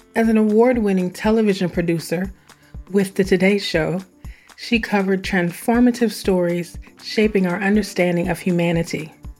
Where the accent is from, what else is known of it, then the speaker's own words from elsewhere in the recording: Midwest, United States; I'm a Midwesterner